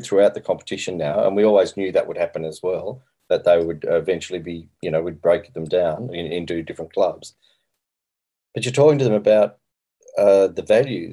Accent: Yass, New South Wales, Australia; also born or lived in Canberra; I'm from Yass, which is in the catchment. I went to school in Canberra

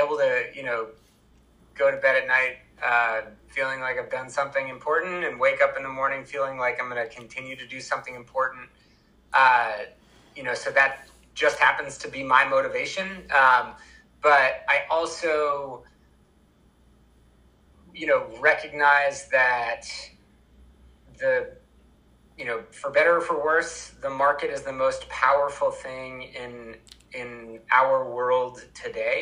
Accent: Vermont, United States; I'm from Vermont

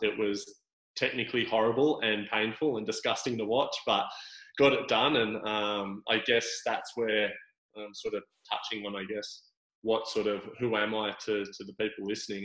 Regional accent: Sydney, New South Wales, Australia; moved away as an adult; also born or lived in Gold Coast; I grew up in Sydney

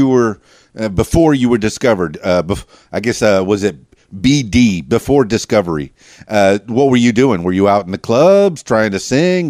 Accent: Miami, Florida, United States; You know, I've lived in Miami, but, you know, born and raised in Miami, really.

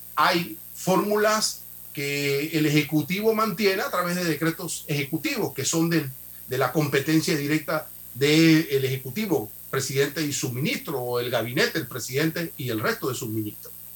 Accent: Panama

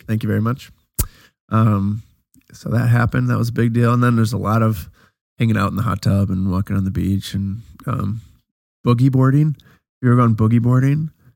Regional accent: Wisconsin, United States; we're from Wisconsin

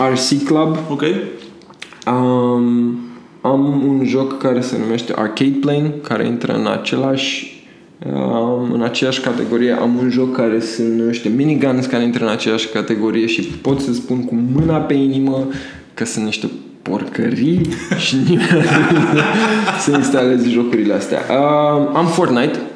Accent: Romania; eu sunt din Tămăroaia

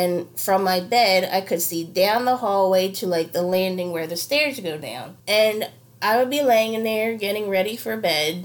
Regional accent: Delaware County, Pennsylvania, United States; I'm from Delco, Delaware County

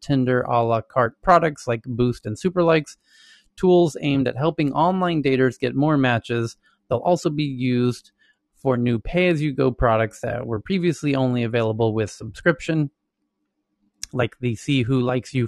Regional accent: Santa Monica, California, United States; we're all from Santa Monica

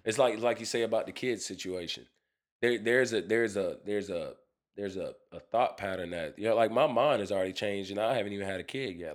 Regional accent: United States; I'm an American. I was born, I wasn't born in Africa.

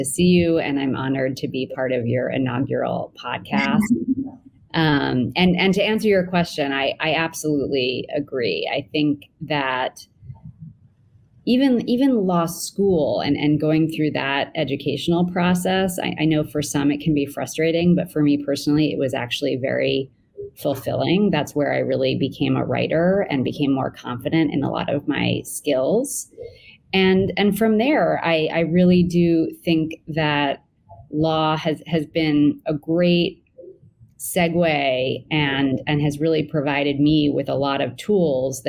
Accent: New York, United States; my hometown, the city of New York

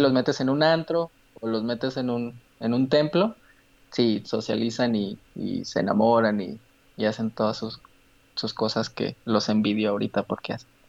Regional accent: Aguascalientes, Mexico; also born or lived in Guanajuato, Mexico / Mexico City, Mexico; crecí en Aguascalientes

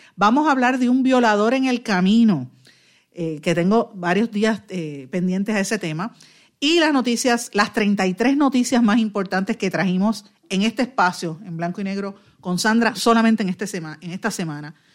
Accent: Guaynabo, Puerto Rico; soy, soy de Guainabo, conozco muy bien a mi pueblo, conozco muy bien a los O'Neill, porque prácticamente toda la vida he vivido aquí

